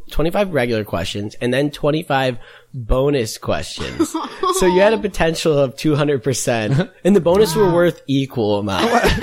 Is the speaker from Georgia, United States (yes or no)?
no; Brookfield, Illinois, United States; I'm from Brookfield, Illinois, which is a suburb of Chicago.